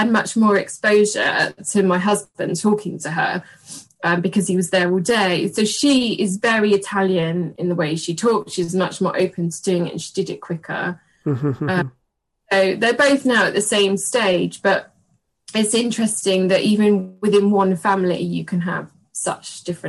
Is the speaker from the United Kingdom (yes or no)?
yes; England, United Kingdom; now in London, United Kingdom; So he basically went into an English nursery surrounded by English, came home and I'm English.